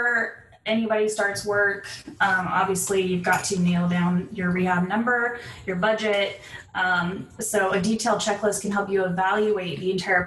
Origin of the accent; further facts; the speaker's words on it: San Diego, California, United States; I'm originally from San Diego